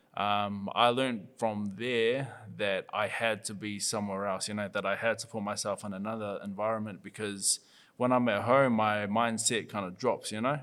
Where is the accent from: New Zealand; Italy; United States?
New Zealand; Papatoetoe, Auckland; I'm from Papakuta